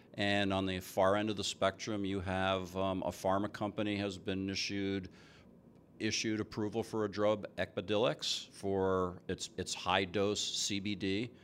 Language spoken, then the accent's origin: English; New Jersey, United States; now in Seattle, United States; I'm from New Jersey. Grew up there